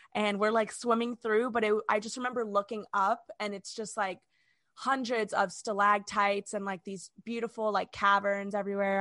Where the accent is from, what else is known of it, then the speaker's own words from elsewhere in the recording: Orlando, Florida, United States; we're from Orlando